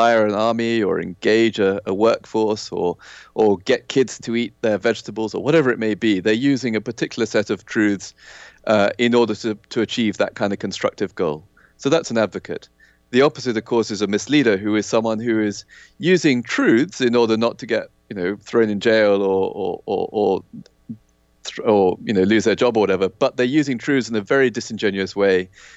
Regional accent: Kenya; I grew up in Kenya in Africa

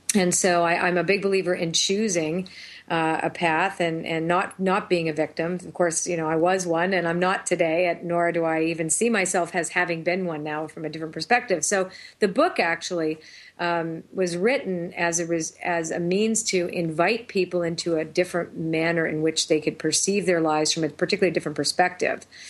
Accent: Toronto, Ontario, Canada; moved away as an adult; also born or lived in Sedona, Arizona; now in New Hampshire, United States; I was raised in Toronto

